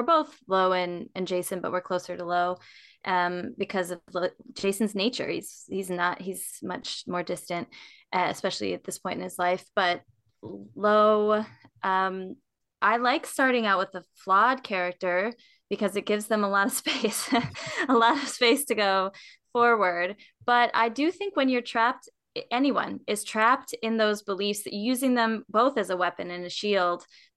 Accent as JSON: {"language": "English", "region": "Minnesota", "country": "United States", "tie": "born or raised there", "also_born_or_lived": "East Texas / Raleigh, North Carolina", "moved": "as an adult", "lives_now": "Charlotte, United States", "said": "I grew up in Minnesota, and then I went to college in East Texas"}